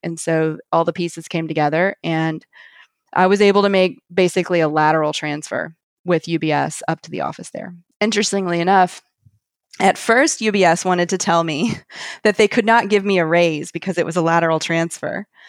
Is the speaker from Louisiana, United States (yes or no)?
no; Montgomery, Alabama, United States; moved away as an adult; also born or lived in Athens, Georgia / New York; now in New Orleans, United States; my hometown of Montgomery, Alabama